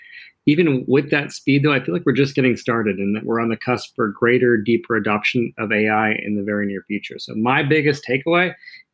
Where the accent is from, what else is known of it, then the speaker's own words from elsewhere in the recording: Canada; growing up in Canada, my dream job was to play for my hometown hockey team